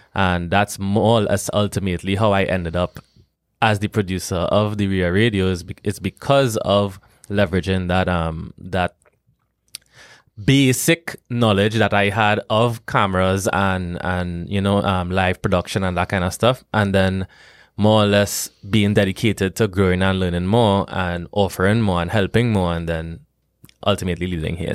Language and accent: English; Trinidad & Tobago; moved away as an adult; now in Omaha, United States; I am not from Jamaica. I am from a neighboring island that is all the way south of Jamaica called Trinidad and Tobago.